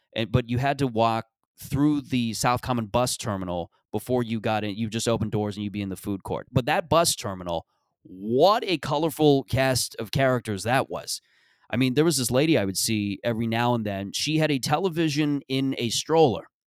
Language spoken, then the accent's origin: English; Mississauga, Ontario, Canada; that is Mississauga in a nutshell. That's how I would describe my upbringing in my, my hometown.